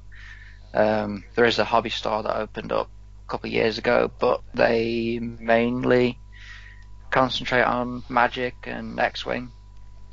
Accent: Crewe, North West England, United Kingdom; I am from Crewe, northwestern England

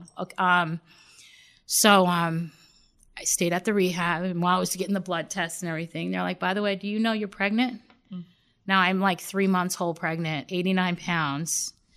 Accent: Long Island, New York, United States; born or raised there

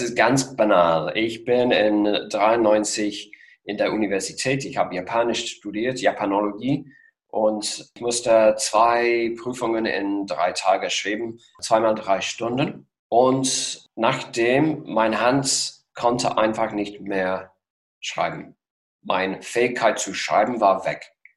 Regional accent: Worcester, West Midlands, United Kingdom; German is a second language; moved away as an adult; also born or lived in Geneva, Switzerland; now in Potsdam, Germany; Ich bin aufgewachsen in England, in Mittelengland, westlich von Birmingham, ganz genau in der Nähe von Worcester

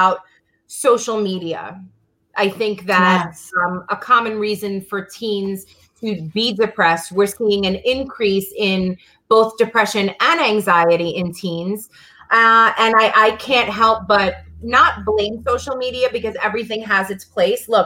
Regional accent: New York City, New York, United States; I'm from Brooklyn

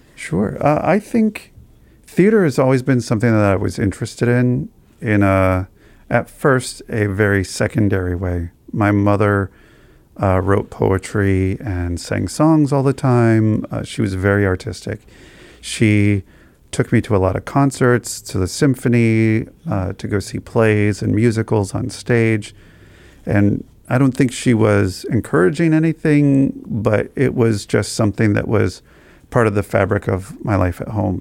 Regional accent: Albuquerque, New Mexico, United States; moved away as an adult; also born or lived in Iowa; now in Columbus, United States; I grew up in Albuquerque, New Mexico, and I loved life in Albuquerque

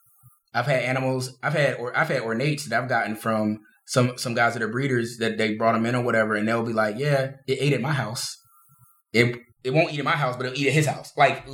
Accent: Philadelphia, Pennsylvania, United States; I'm from South Philly.

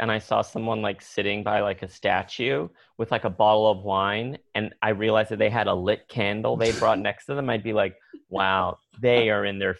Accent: San Antonio, Texas, United States; also born or lived in Seguin, Texas; when I was 16, 17, and we moved from San Antonio to Seguin, Texas

